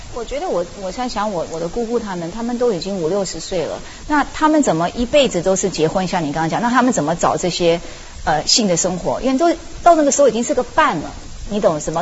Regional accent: United States; Chinese is a second language; moved away as an adult; now in China; 我在美国初中长大

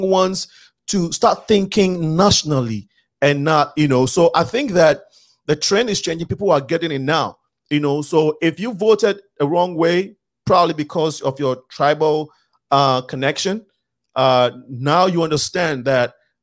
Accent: Ghana; I'm Ghanaian, but I'm from Africa. But you know, I'm African, but I belong to the country Ghana.

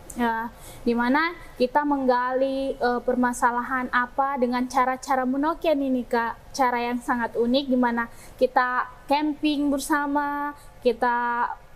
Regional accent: Jayapura, Papua, Indonesia; Asal saya dari Jayapura

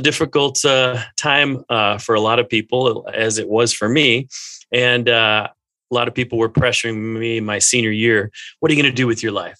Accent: Minnesota, United States; I grew up in Minnesota

